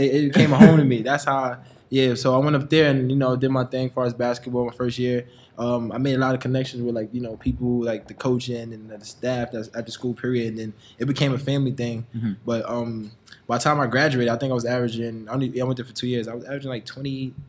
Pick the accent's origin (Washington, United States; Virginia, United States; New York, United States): New York, United States; New York City; also born or lived in Brooklyn / Manhattan; I was born in Brooklyn. I grew up in the Bronx.